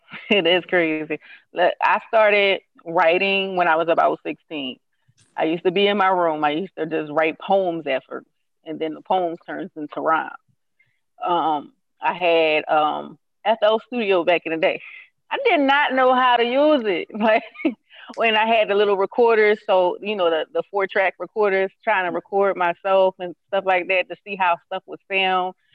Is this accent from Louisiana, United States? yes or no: no; Philadelphia, Pennsylvania, United States; I'm from Uptown.